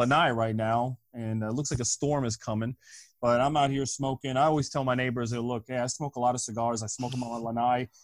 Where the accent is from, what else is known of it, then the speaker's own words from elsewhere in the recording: Cincinnati, Ohio, United States; now in Fort Myers, United States; I'm from the Midwest. I'm from Cincinnati, Ohio, man. I'm an Ohio guy.